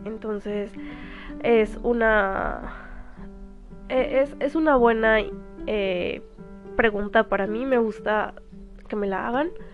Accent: Mexico; also born or lived in Cuernavaca, Morelos; soy de México

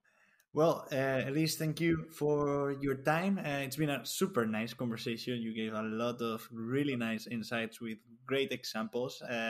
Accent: Alicante, Valencian Community, Spain; also born or lived in Catalonia; I am from Spain, from the southeast of Spain, Alicante.

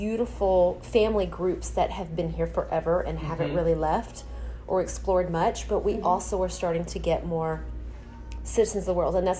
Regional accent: Texas, United States; I came from the Deep South where hospitality is gold, right? Texas, you got to think about how Texas was settled.

